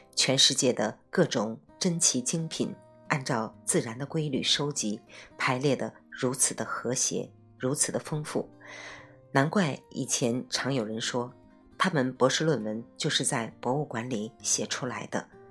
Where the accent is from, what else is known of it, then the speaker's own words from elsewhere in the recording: China; 我们中国人